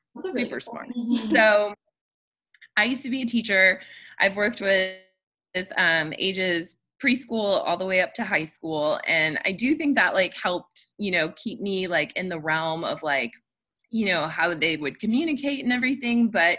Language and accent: English; Midwest, United States; Well, I think the fact that we're both from the Midwest